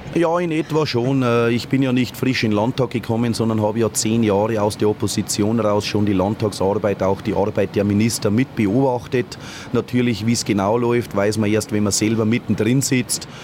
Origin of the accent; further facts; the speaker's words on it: Lower Bavaria, Germany; ich als Niederbayer